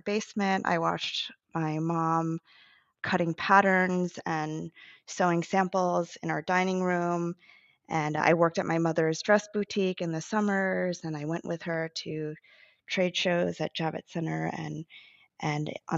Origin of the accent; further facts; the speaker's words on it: New Jersey, United States; now in New York, United States; I grew up and went to school in New Jersey, a suburb of New York City